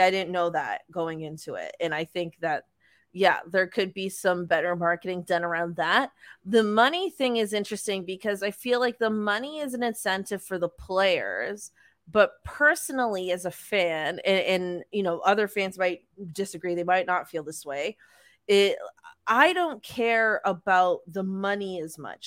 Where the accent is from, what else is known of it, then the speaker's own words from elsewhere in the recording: Toronto, Ontario, Canada; we're from Toronto